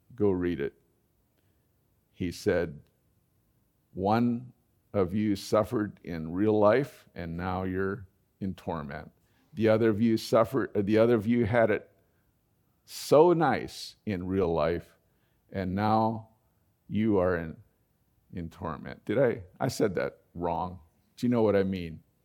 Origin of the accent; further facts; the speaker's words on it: United States; as an American